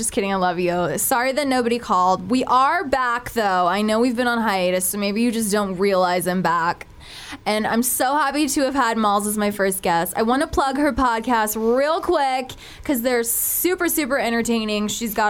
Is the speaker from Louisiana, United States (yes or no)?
no; Kansas City, Missouri, United States; I'm from Kansas City, Missouri. I'm 25.